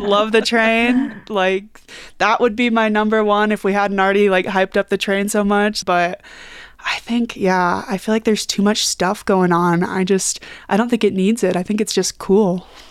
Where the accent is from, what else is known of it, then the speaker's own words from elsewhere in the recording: Kansas City, United States; now in Denver, United States; when I was a kid and I grew up in Kansas City